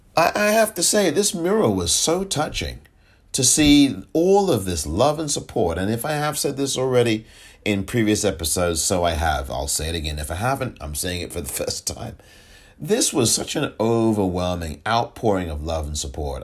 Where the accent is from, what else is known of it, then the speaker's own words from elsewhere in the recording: England, United Kingdom; moved away; I'm from England, born and raised, grew up there.